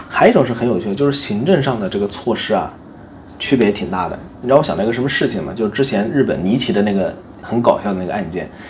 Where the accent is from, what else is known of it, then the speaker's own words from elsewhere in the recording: China; now in Japan; 我从小到大在中国长大